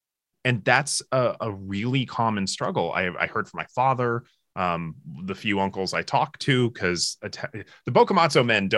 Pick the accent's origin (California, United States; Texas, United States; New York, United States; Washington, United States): Washington, United States; Seattle; growing up in Seattle, which is very, and I grew up in a somewhat multicultural area.